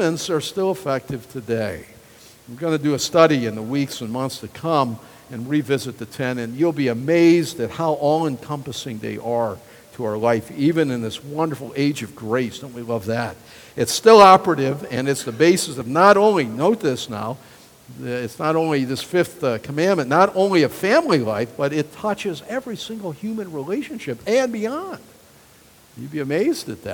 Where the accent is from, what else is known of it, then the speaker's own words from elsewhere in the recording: United States; I love being an American